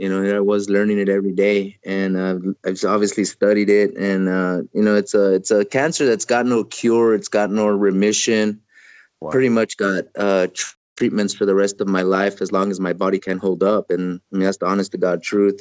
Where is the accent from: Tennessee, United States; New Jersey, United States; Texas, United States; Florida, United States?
Texas, United States; El Paso; I grew up in El Paso, Texas, about 100 yards from the Mexican border